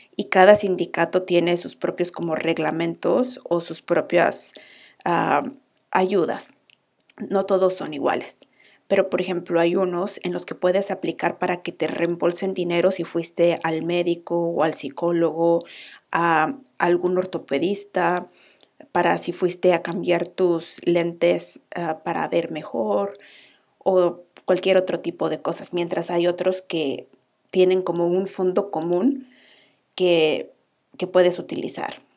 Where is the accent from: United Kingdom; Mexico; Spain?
Mexico; moved away as an adult; now in Iceland; …